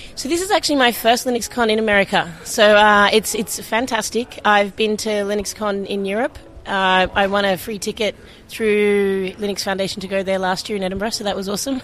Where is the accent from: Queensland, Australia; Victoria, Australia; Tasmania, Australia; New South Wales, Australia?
New South Wales, Australia; Sydney; moved away; also born or lived in Portland; I'm from Sydney, Australia